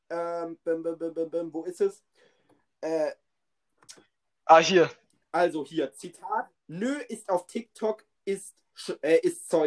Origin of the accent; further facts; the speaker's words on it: Turkey; Digga, ich, mich, ich als Türke, die Frage